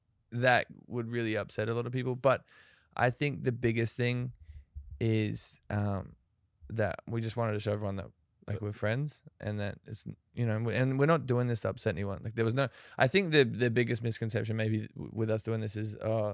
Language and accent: English; Australia; I'm Australian, yeah.